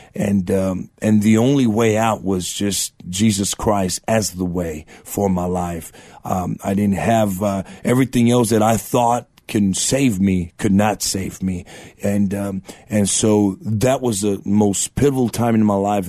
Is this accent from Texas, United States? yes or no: yes; Eagle Pass, Texas, United States; now in San Antonio, United States; born in Eagle Pass, Texas, border town down in South Texas